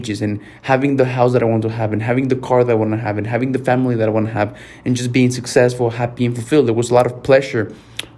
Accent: Mexico; first language Spanish; English is a second language; I'm Mexican and, like, my first language was Spanish, and English has always been really hard for me.

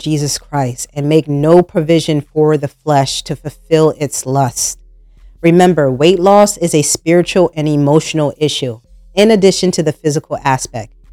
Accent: New Jersey, United States; moved away as an adult; now in North Carolina, United States; I was born and raised in New Jersey, and up north, food is a lifestyle when I moved down to North Carolina

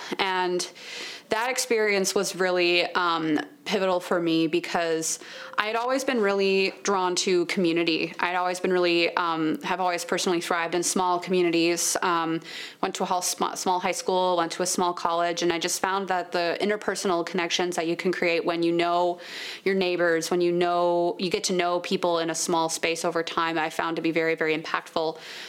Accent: St. Paul, Minnesota, United States; I'm Minnesota born and raised. I grew up in St. Paul

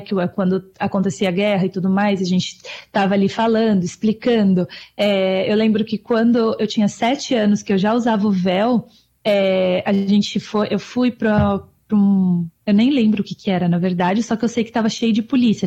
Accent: Brazil; moved away; eu nasci no Brasil, né? Eu sou brasileira

